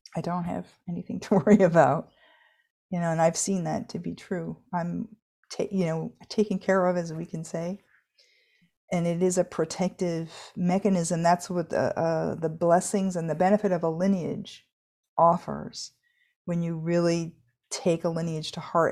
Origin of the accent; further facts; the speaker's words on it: United States; I'm an American adult now